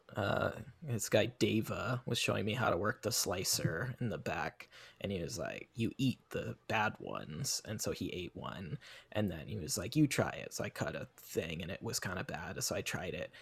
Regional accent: Federal Way, Washington, United States; my hometown of Federal Way, Washington

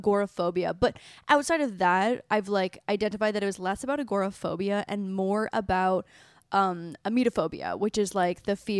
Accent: Canada; I'm from Canada. Yeah. It means college. Yeah. But in Canada, we call it community college.

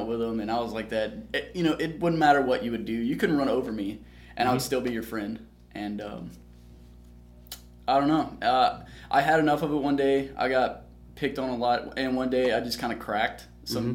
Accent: Aberdeen, Mississippi, United States; also born or lived in Amory, Mississippi / Columbus, Mississippi; I came from Aberdeen, Mississippi originally.

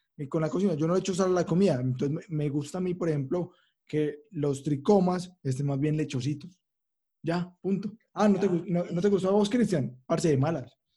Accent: Manrique Oriental, Antioquia, Colombia; aquí a Manrique, donde soy yo, pues, de Manrique Oriental

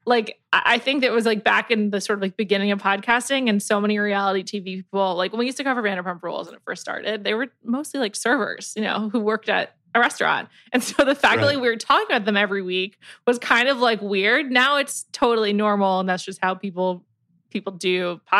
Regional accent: New York City, New York, United States; I grew up in New York City

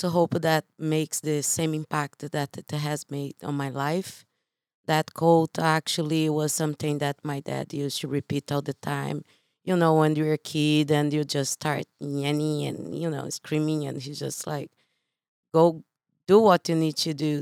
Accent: Brazil; English is a second language; moved away as an adult; now in United States; I am from Brazil

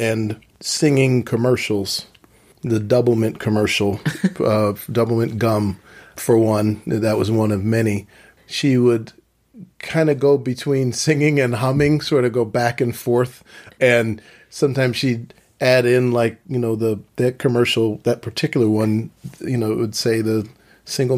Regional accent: Philadelphia, Pennsylvania, United States; I was born in Philadelphia

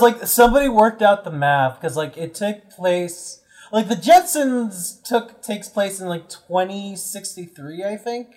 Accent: United States; I'm American

